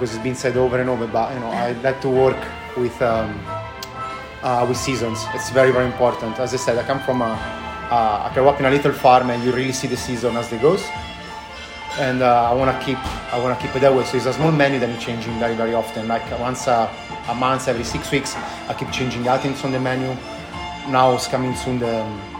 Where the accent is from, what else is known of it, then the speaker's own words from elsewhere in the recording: Tuscany, Italy; English is a second language; moved away as an adult; also born or lived in London / Sydney; now in Melbourne, Australia; I grew up in the countryside in a little farm